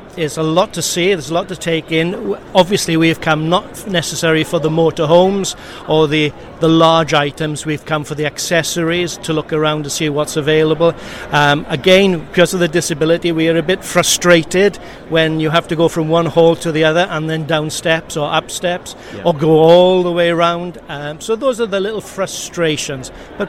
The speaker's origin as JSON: {"language": "English", "region": "Wales", "country": "United Kingdom", "said": "I come from South Wales."}